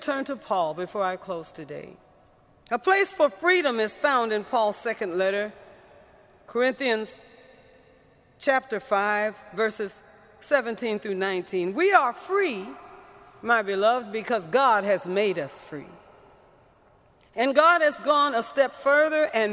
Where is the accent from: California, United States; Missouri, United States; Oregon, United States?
California, United States; San Francisco; I was born and raised in San Francisco.